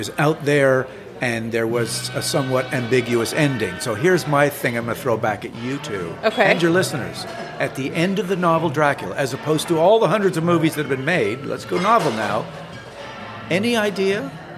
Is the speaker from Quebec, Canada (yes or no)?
yes; Montreal, Quebec, Canada; Growing up in Montreal, Canada